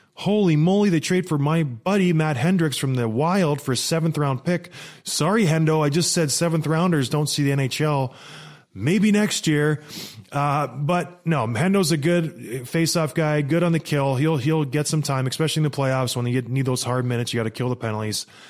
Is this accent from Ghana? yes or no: no; St. Catharines, Ontario, Canada; moved away; also born or lived in Edmonton, Alberta; I was born in Edmonton, raised in Saint Catharines.